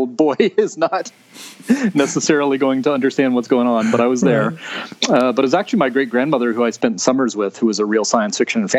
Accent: Marmac, North Carolina, United States; I grew up in Marmac, a little ways

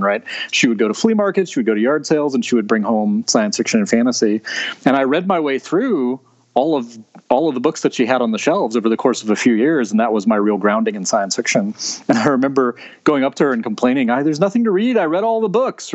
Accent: Marmac, North Carolina, United States; I grew up in Marmac, a little ways

